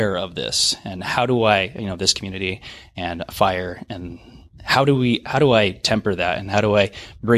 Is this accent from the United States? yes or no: yes; Everett, Washington, United States; I'm from Everett, Washington.